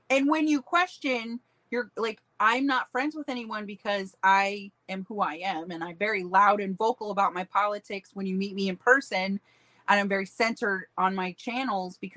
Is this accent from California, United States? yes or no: no; Hudson, South Dakota, United States; moved away; also born or lived in Sioux Falls, South Dakota; I was born and raised in Hudson, South Dakota. I'm from Rapid City.